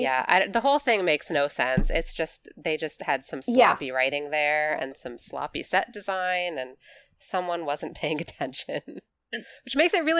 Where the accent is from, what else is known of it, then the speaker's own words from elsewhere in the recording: United States; speaking as an American